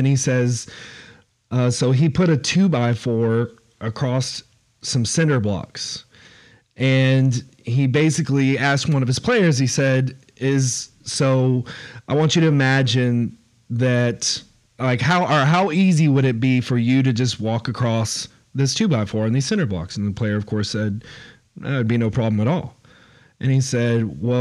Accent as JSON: {"language": "English", "town": "Houston", "region": "Texas", "country": "United States", "said": "I'm from Houston"}